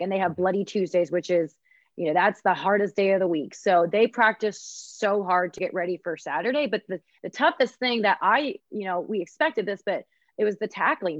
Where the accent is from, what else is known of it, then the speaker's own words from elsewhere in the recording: Columbus, Ohio, United States; I grew up in Columbus